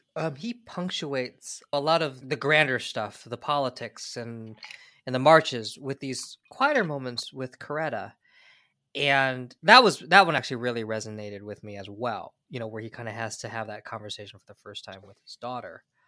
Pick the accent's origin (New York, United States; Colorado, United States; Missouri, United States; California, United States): California, United States; I grew up in California